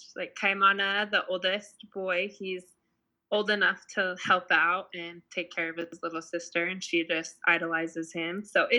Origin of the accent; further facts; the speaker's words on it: Pocatello, Idaho, United States; moved away as an adult; I am actually from Pocatello. I was born and raised there.